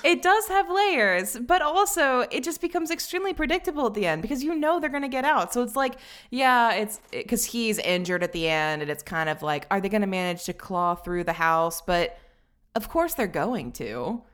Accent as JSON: {"language": "English", "region": "Tennessee", "country": "United States", "said": "I'm from the South, because Tennessee is pretty firmly in the South"}